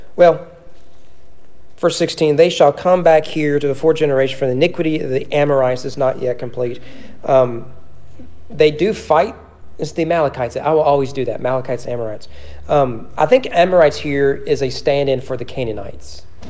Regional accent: Owen County, Kentucky, United States; now in Frankfort, United States; growing up in Owen County

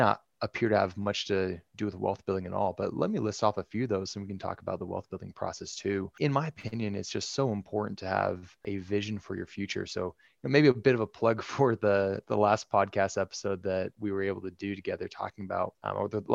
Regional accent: Bay Area, California, United States; moved away as an adult; also born or lived in Utah / Dallas, Texas; now in Central Illinois, United States; I grew up in the Bay Area, California, born and raised

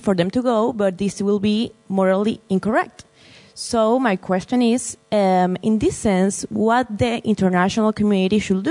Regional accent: Venezuela; I'm from Venezuela as well.

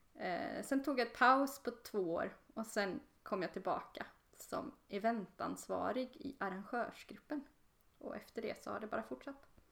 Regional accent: Borås, Västra Götaland, Sweden; now in Linköping, Sweden; i Borås, där jag kommer ifrån

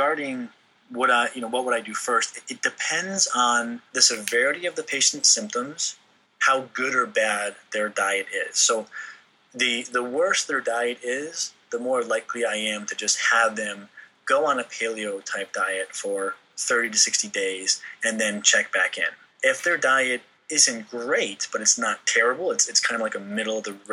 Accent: New England, United States; moved away; I grew up in New England

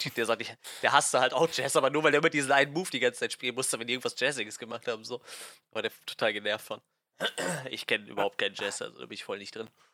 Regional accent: Germany; als Deutscher oder als Europäer

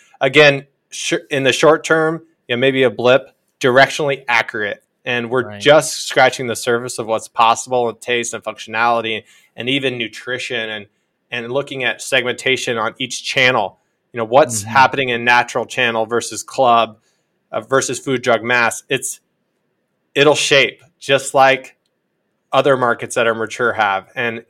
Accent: Iowa, United States; the younger people in this world don't have the same vantage point as even I had growing up in Iowa

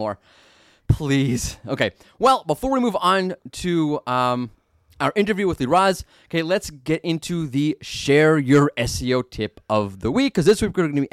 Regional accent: New York, United States; I'm from New York.

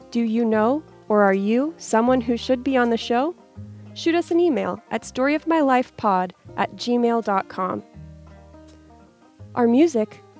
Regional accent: Kentucky, United States; hey, I'm from Kentucky, I know about that.

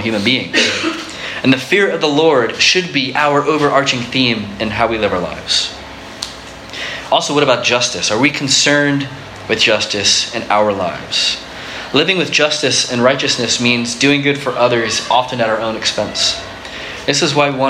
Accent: Florida, United States; When I grew up in Florida

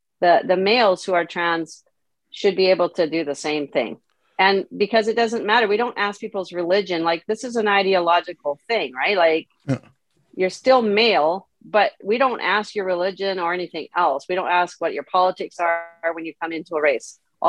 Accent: Canada; also born or lived in South America; part of the reason why I was in South America as a Canadian was my parents were Christian missionaries

